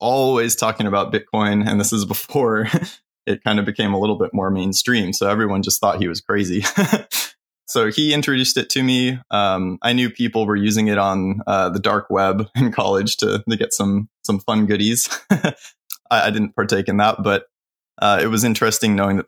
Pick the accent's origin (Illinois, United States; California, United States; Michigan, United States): California, United States; I grew up in California